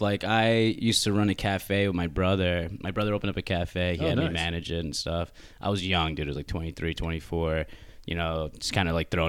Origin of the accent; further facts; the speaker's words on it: Long Island, New York, United States; now in Brooklyn, United States; I grew up on Long Island, so it's not too far out. I go home every now and then anyway. But no, I stayed living in Brooklyn in Bed-Stuy.